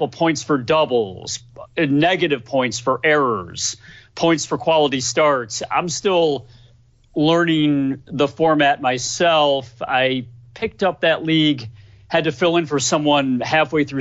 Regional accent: Chicago, Illinois, United States; I myself have lived a good portion of my life in the suburbs of Chicago, grew up in the western suburbs, and now, like I mentioned, live in the northwest

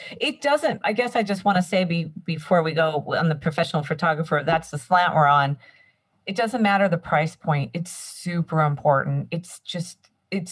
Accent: Santa Cruz area, California, United States; I grew up here in my area. This is where I'm from

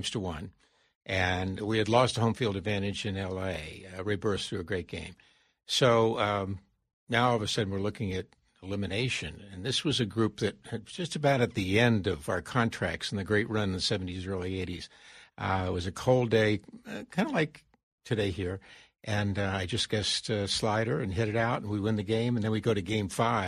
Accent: Florida, United States; moved away; growing up in Florida

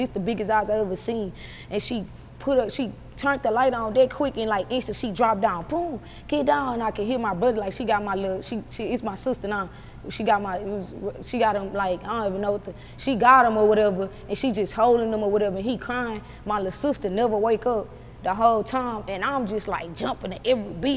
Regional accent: United States; I'm actually from Magnolia

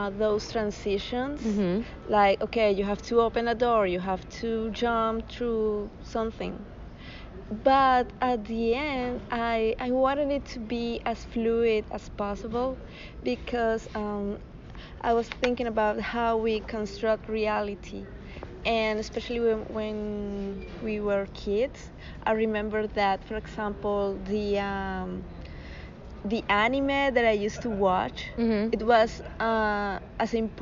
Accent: Bogota, Colombia; I'm from Bogota, Colombia.

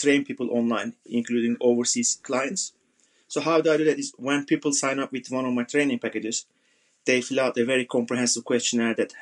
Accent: Turkey; moved away as an adult; also born or lived in Southeast London; now in London, United Kingdom; I'm originally from Turkey

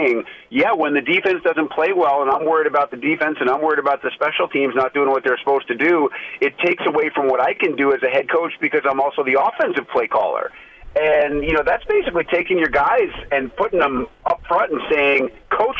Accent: Northeast, United States; growing up in the Northeast

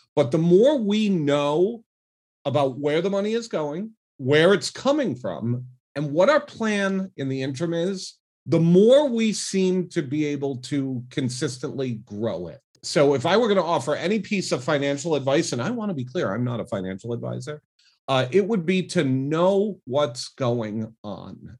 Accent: Rhode Island, United States; moved away as an adult; also born or lived in New York City / Las Vegas; now in Seattle, United States; I was born and grew up in Rhode Island, specifically in Cranston and Bristol, Rhode Island

